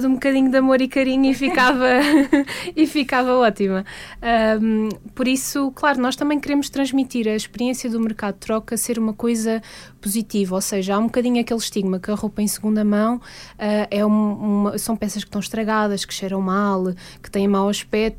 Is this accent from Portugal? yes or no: yes; Lisbon, Portugal; eu sou de Lisboa